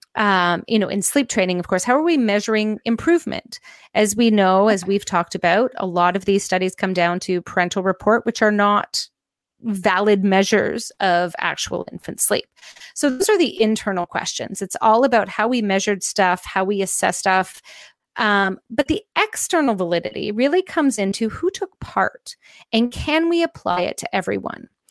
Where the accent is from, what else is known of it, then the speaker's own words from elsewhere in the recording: Canada; I'm Canadian